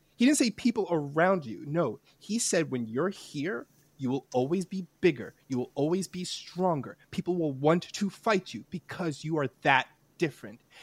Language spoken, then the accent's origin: English; New York City, New York, United States; I grew up in New York City, but I grew up in like the Upper West Side